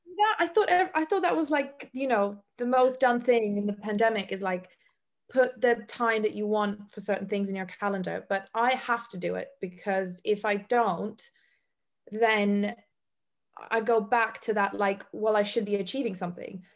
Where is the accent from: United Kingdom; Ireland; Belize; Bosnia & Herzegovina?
Bosnia & Herzegovina; moved away; also born or lived in Africa / Iceland; I come from Bosnia. I literally went through the war. I was raised by a single mother.